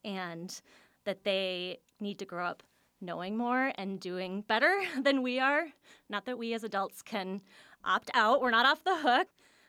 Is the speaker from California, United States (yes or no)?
no; Washington, District of Columbia, United States; now in Milwaukee, United States; I was so surprised as someone new to the area. And maybe it's because I came from Washington, D.C., which is a city of memorials and monuments.